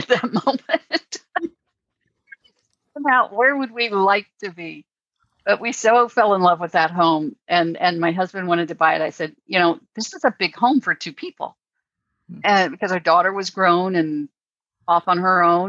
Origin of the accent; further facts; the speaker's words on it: United States; I'm from the States